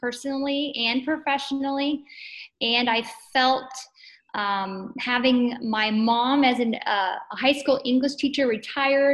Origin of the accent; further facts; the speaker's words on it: Upper Sandusky, Ohio, United States; I am from Upper Sandusky, Ohio.